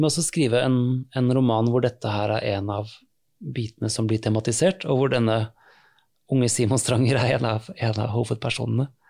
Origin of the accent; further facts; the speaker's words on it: Oslo, Norway; jeg vokste opp i Oslo